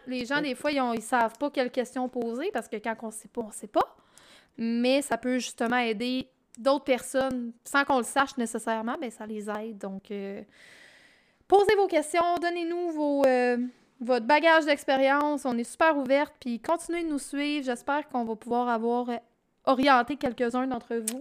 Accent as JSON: {"language": "French", "region": "Quebec", "country": "Canada", "said": "quand on est Québécois"}